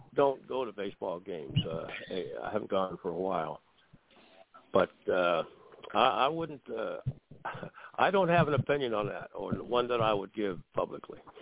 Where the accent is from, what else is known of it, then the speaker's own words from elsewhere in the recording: Warren, Ohio, United States; I was from Warren, Ohio